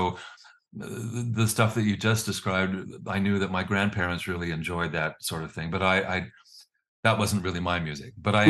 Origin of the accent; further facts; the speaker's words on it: California, United States; born there; Well, it was early 60s. I was born in 1954 in California. And then I was in a military family, so we moved and moved and moved on both coasts.